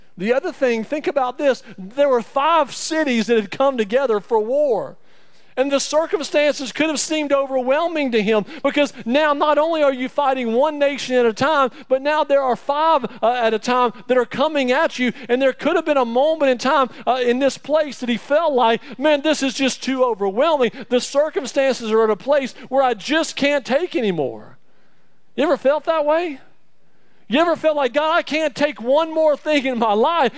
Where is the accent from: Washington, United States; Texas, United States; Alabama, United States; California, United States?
Alabama, United States; I'm from Alabama